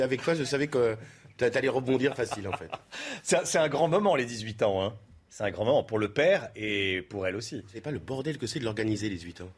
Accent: Marseille, Provence-Alpes-Côte d'Azur, France; je viens de Marseille

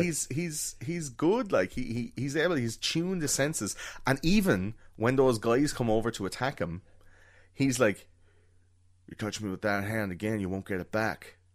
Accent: Ireland

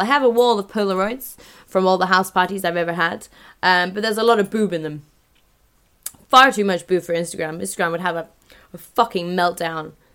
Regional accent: London, United Kingdom; moved away; My hometown

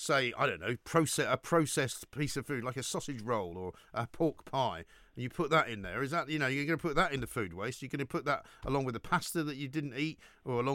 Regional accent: London, United Kingdom; growing up in North London

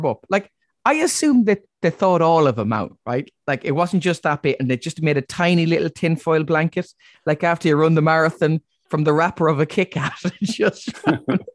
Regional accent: Ireland; as an Irish person

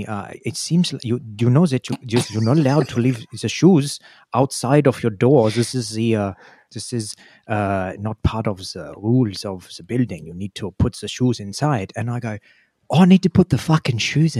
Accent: Australia; moved away as an adult; now in Germany; I always stick out as a sore thumb in Germany as an Australian with my approach to conflict, just because it's in my bones, it's how I was raised.

